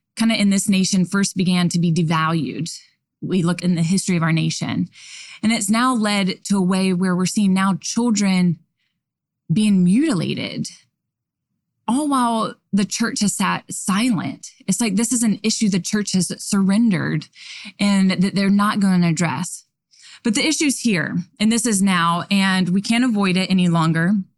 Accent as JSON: {"language": "English", "region": "the South", "country": "United States", "said": "I'm from the South"}